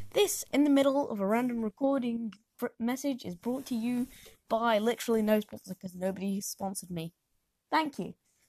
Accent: South West England, United Kingdom; Listen, I am actually from Devon, okay? You can't really hear it from my accent, but I'm from Devon, okay?

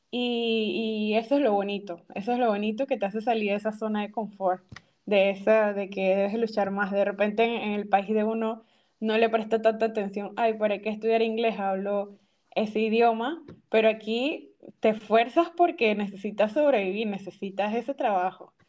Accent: Panama; moved away as an adult; now in Rotterdam, Netherlands

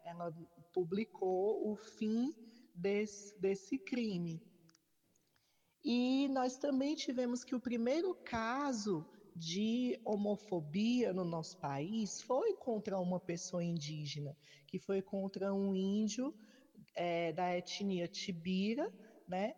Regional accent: Fortaleza, Ceará, Brazil; sou travesti, sou de Fortaleza

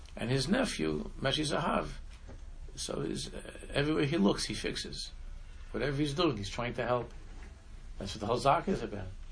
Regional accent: Israel; moved away; when I was growing up in Israel, and I was again I lived in Israel

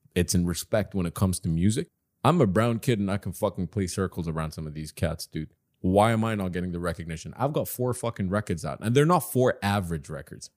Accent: Doha, Qatar; also born or lived in Dubai, United Arab Emirates; I was born and raised in Qatar, and I grew up in Dubai as well. But, you know, these are my hometowns

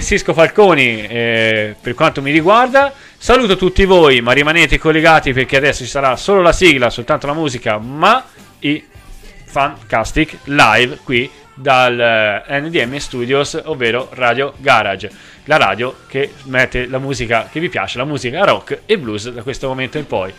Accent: Tuscany, Italy; sono toscano

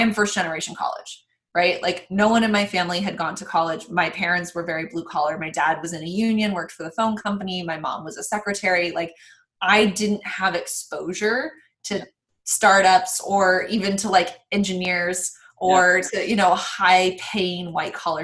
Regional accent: Reno, Nevada, United States; growing up, I'm from Reno, Nevada

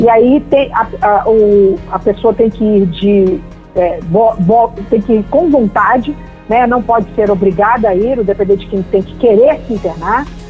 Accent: Rio de Janeiro, Brazil; eu sou carioca

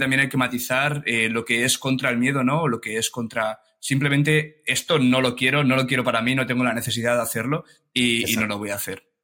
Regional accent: Alicante, Valencian Community, Spain; yo soy de Alicante y estuve varios años eh, haciendo vela en un club, en un club de vela allí de Alicante

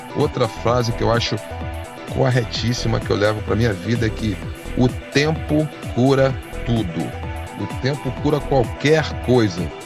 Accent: Rio de Janeiro, Brazil; also born or lived in Tijuca, Rio de Janeiro; sou nascido na Tijuca, mas sempre morei em Jacarepaguá

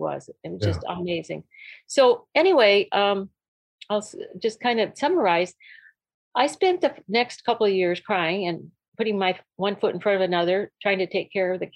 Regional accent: North Dakota, United States; We were born and raised in North Dakota, my husband and I both

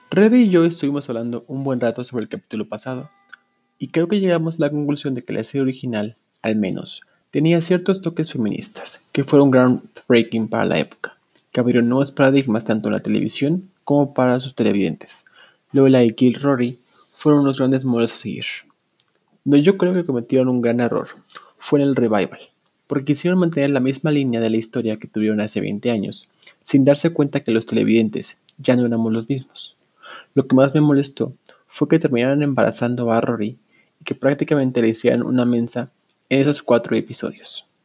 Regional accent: Mexico City, Mexico; soy de la Ciudad de México y desde aquí escucho el, podcast.

